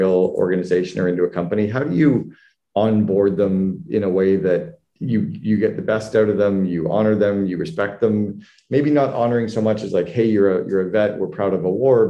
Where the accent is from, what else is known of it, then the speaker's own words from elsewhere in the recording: Canada; I'm Canadian.